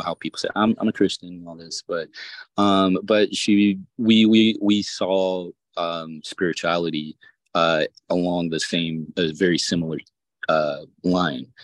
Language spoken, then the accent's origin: English; the South, United States; I'm from the South